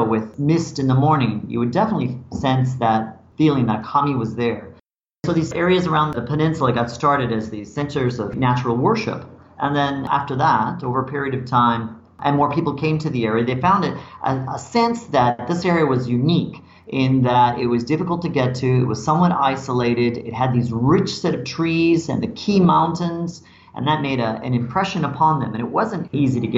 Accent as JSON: {"language": "English", "region": "Colorado", "country": "United States", "moved": "as an adult", "lives_now": "Japan", "said": "I come from Colorado in the United States"}